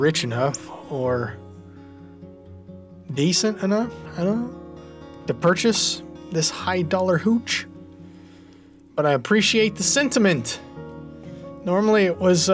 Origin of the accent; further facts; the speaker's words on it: United States; I'm an American